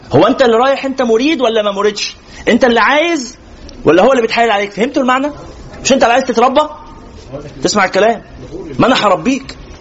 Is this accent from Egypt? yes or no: yes; Egypt; احنا مثلا عندنا في مصر